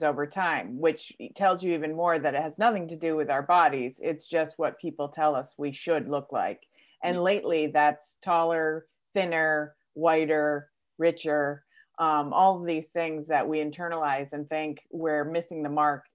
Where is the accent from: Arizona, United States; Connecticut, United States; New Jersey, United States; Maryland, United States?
Connecticut, United States; I am from Connecticut in the States